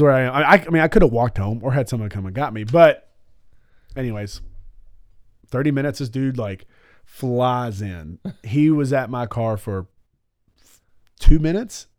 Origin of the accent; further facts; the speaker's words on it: Alabama, United States; I'm from Alabama